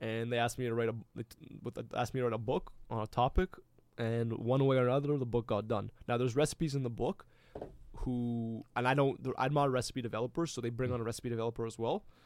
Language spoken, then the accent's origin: English; Canada